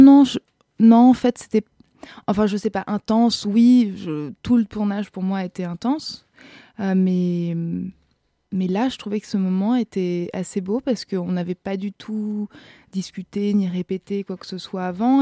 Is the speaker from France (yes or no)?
no; Austria; moved away; je viens d'Autriche et j'ai beaucoup joué là-bas